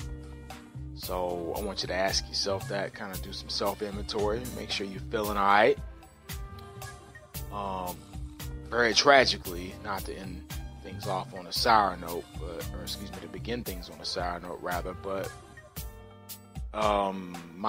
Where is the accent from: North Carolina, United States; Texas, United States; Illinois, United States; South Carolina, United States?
Texas, United States; Dallas; I was born and raised in Dallas